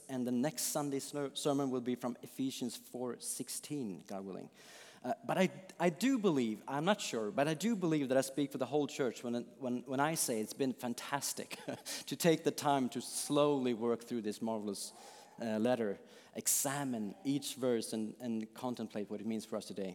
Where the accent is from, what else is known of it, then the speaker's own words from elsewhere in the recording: Sweden; I'm from Sweden